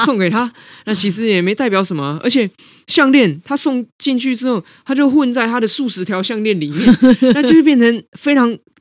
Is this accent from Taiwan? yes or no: yes; Taipei, Taiwan; 我如果不是出生在我爸妈，哈，在台北组成这白手起家的中产家庭